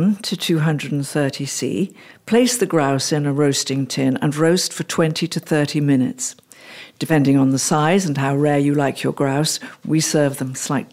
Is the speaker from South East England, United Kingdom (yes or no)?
no; Stoke Prior, West Midlands, United Kingdom; I was born in the Midlands, in the West Midlands, in a little village called Stoke Briar, near to a town called Bromsgrove, near to the county of Worcestershire. And so we were brought up on a council house estate in Worcestershire